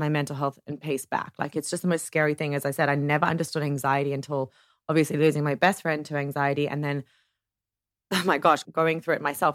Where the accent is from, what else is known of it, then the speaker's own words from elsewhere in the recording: Ohio, United States; I was brought up in Ohio